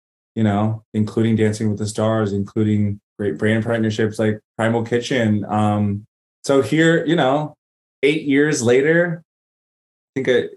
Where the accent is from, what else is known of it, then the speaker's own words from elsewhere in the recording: Greensboro, North Carolina, United States; moved away as an adult; also born or lived in Los Angeles, California; we settled and planted roots in Greensboro, North Carolina. I'm really grateful I grew up in the South and had that experience. And I left at 22